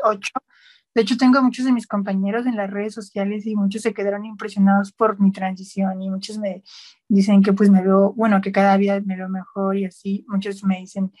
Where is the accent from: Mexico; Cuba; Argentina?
Mexico; Nopalillo, Hidalgo; es un pueblo que se llama Nopalillo. Este pueblo pues se ubica en el estado de Hidalgo